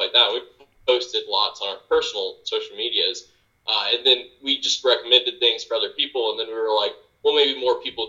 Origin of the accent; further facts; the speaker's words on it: Norwood, North Carolina, United States; moved away as an adult; now in Charlotte, United States; I grew up in Norwood, North Carolina.